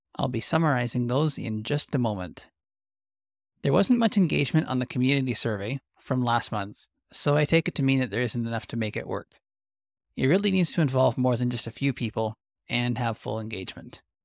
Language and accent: English; Canada